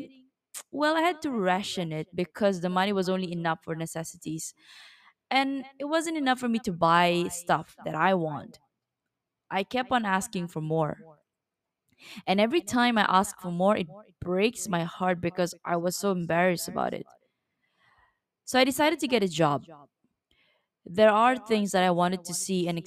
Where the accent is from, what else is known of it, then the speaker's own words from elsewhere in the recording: East Malaysia, Malaysia; moved away as an adult; my hometown, East Malaysia.